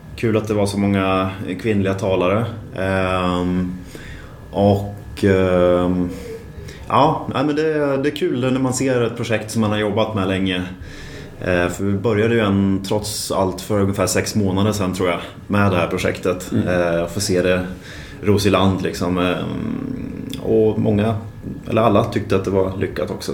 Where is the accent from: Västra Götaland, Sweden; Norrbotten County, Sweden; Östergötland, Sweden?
Östergötland, Sweden; Linköping; moved away as an adult; also born or lived in Luleå, Sweden; now in Stockholm, Sweden; jag kommer från Linköping men har bott här i Stockholm nu i, eh, vad blir det, i åtta år. och född i Luleå egentligen